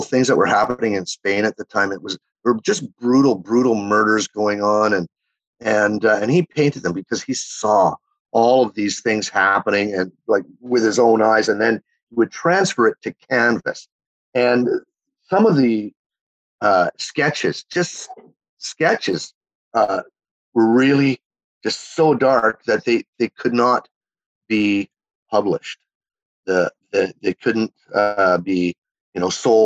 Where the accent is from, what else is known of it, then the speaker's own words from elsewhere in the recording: Winnipeg, Manitoba, Canada; accent: Canadian twang; also born or lived in Chile; I was from Winnipeg, Manitoba, you know, right on the middle of the prairies